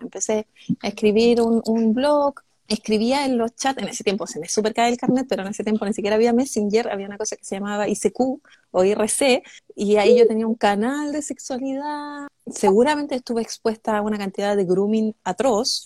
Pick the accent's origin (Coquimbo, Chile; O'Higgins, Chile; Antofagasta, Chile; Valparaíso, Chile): Antofagasta, Chile; Calama; moved away; Yo soy de Calama, nací en el, en el enterrado hospital de Chuquicamata